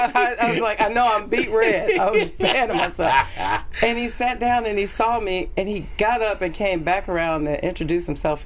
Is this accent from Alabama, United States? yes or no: no; Compton, California, United States; I grew up in Compton